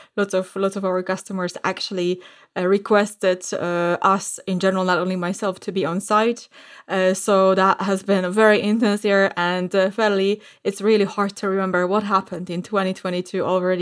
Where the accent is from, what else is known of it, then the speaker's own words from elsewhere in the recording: Warsaw, Masovian Voivodeship, Poland; So today I'm actually podcasting from Warsaw in Poland, and I am right now back home for quite a while